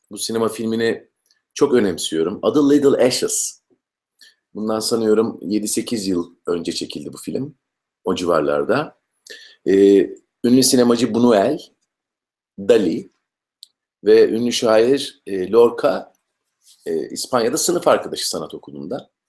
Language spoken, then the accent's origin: Turkish; İzmir, Turkey; moved away; also born or lived in Hatay / Eskişehir; ben e, İzmirliyim. 72'de doğdum İzmir'de. Ondan sonra e, Karşıyaka'da Aydoğdu İlkokulunda başlayan eğitim maceram e, Eskişehir Devlet Konservatuvarı'nda bitti.